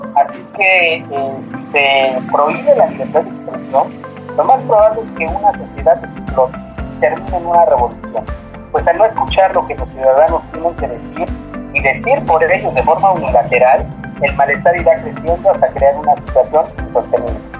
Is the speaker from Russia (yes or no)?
no; Mexico; nuestros derechos como ciudadanos mexicanos